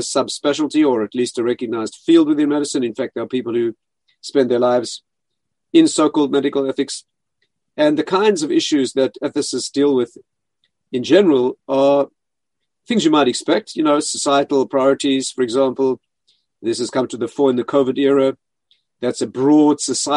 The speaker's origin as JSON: {"language": "English", "country": "South Africa", "tie": "born or raised there", "moved": "yes", "said": "I was raised in South Africa, where I studied medicine"}